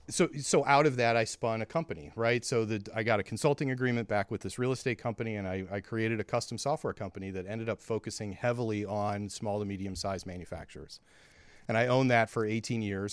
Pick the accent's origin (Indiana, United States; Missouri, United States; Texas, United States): Missouri, United States; St. Louis; we're from Saint Louis